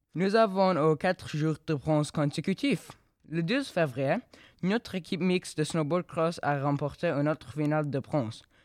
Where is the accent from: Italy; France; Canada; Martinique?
Canada; En tant que Canadien